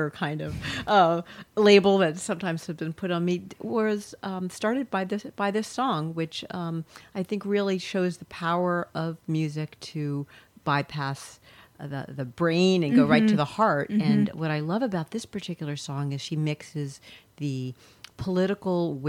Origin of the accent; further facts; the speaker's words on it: Carlisle, Pennsylvania, United States; I grew up in Carlisle, Pennsylvania